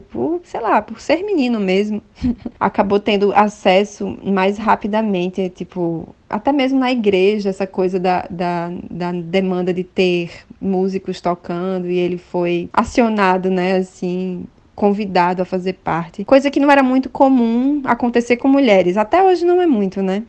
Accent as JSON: {"language": "Portuguese", "town": "Natal", "region": "Rio Grande do Norte", "country": "Brazil", "tie": "born or raised there", "said": "eu sou de Natal, Rio Grande do Norte. Foi o lugar onde eu nasci"}